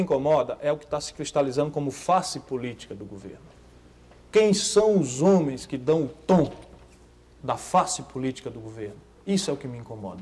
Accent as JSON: {"language": "Portuguese", "region": "Northeast Region", "country": "Brazil", "also_born_or_lived": "Adamantina", "said": "na minha terra"}